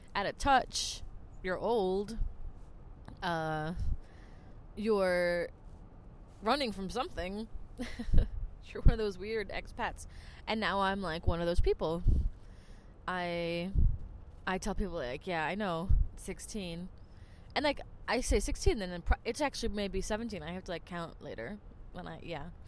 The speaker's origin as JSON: {"language": "English", "region": "New Jersey", "country": "United States", "moved": "as an adult", "lives_now": "Germany", "said": "I'm from Jersey"}